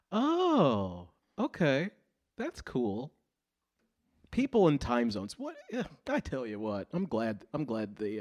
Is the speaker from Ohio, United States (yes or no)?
yes; Cleveland, Ohio, United States; I'm from Cleveland